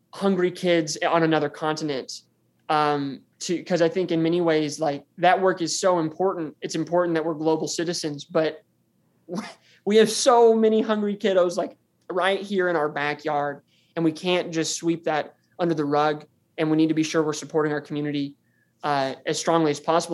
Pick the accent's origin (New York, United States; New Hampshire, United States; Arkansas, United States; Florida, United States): Arkansas, United States; Farmington; I'm from Farmington, Arkansas, which is five miles down the road from the university. And this is where I was born and raised